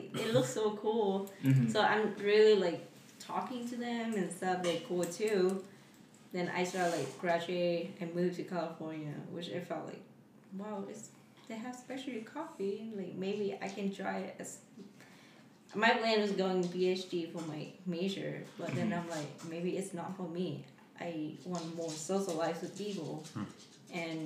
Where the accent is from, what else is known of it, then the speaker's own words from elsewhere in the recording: Ho Chi Minh City, Vietnam; moved away; I was born and raised in Vietnam